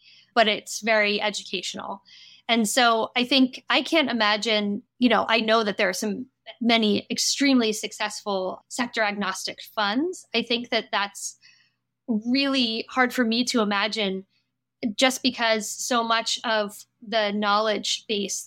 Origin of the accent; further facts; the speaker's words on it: United States; accent: American; moved away as an adult; now in France; I have been living in Europe for more than 15 years, but I am American, as I'm sure you can hear from my accent